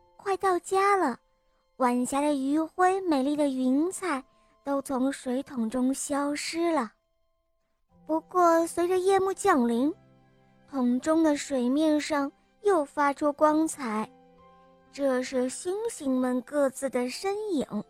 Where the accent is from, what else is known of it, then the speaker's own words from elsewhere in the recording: Yuzhou, Henan, China; 我四岁半了，我来自河南，禹州